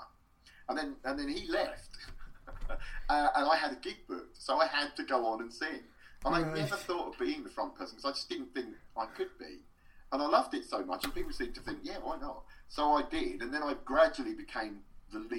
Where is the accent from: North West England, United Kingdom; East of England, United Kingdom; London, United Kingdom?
East of England, United Kingdom; Luton; a pub in my hometown of Luton called the Blockers Arms